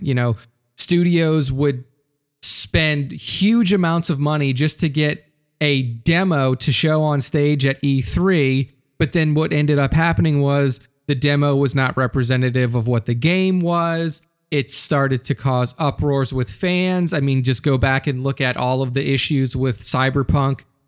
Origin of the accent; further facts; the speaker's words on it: New Orleans, Louisiana, United States; New Orleans, Louisiana, my hometown.